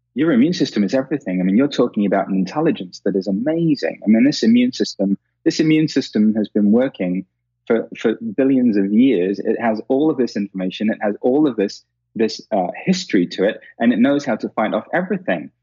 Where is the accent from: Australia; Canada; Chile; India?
India; being Indian, because we've, we've got a 5,000 year old history of this